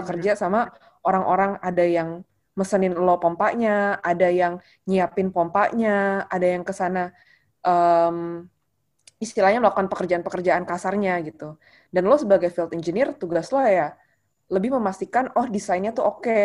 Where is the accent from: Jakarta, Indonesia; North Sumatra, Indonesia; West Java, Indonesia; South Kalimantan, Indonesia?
Jakarta, Indonesia; mungkin sebagai orang Jakarta kayak kita nggak kekurangan energi men